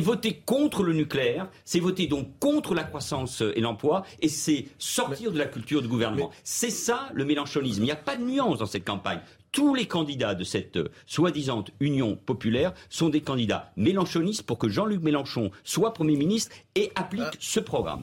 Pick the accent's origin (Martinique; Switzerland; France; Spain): Spain; moved away; je suis né en Espagne il y a presque 60 ans, j'y ai vécu, vous connaissez mes liens, ma double culture avec ce pays